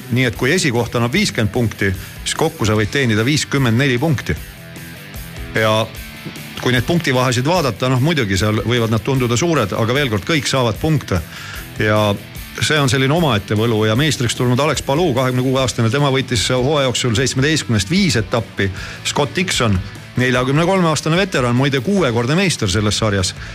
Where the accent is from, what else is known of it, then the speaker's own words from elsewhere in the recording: Estonia; ma olen eestlane